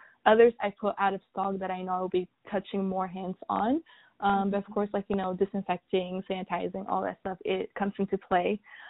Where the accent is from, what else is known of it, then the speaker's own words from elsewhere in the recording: Sudan; And I was raised in Sudan. I was raised with more natural ingredients and products.